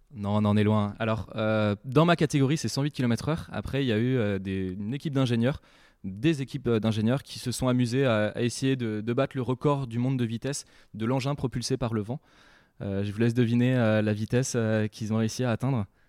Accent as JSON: {"language": "French", "town": "Saint-Malo", "region": "Brittany", "country": "France", "tie": "born or raised there", "said": "j'habite dans la baie du Mont-Saint-Michel, euh, donc depuis, c'est une chance d'habiter d'habiter là-bas depuis bah, depuis tout petit. je suis né à Saint-Malo"}